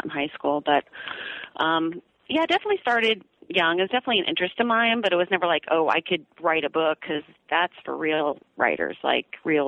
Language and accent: English; Bay Area, Northern California, United States; I'm from Northern California in the Bay Area. And I grew up in a suburban home